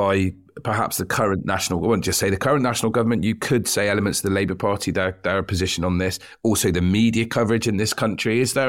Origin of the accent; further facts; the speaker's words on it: United Kingdom; I'm white, I'm British